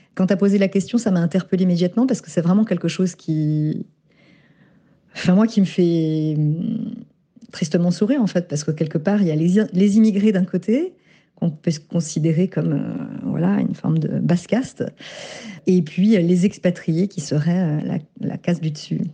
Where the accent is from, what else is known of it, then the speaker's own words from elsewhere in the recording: France; je me sens française, hein, je suis née en France, je pense que je suis ce que je suis grâce à ma famille et aussi en partie grâce à l'école, française